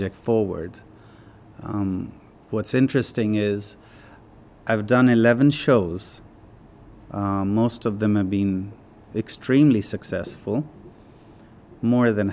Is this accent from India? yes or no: yes; Himalayas, India; now in United States; I grew up in the Himalayas.